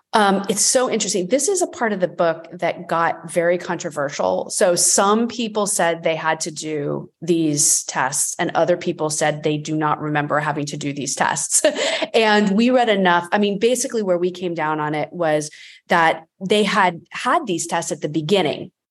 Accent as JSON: {"language": "English", "region": "Florida", "country": "United States", "said": "I grew up in the eighties and, um, I, I'm from Florida"}